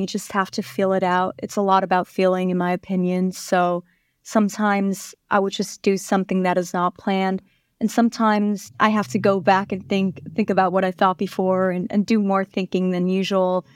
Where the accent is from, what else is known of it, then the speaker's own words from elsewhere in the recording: Vienna, Austria; moved away as an adult; now in New York, United States; I grew up in Austria, Vienna